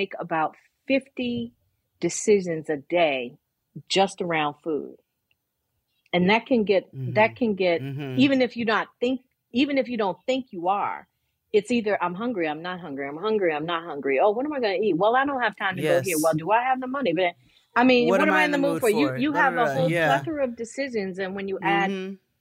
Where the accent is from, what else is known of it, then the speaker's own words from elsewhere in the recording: Buffalo, New York, United States; I grew up in Buffalo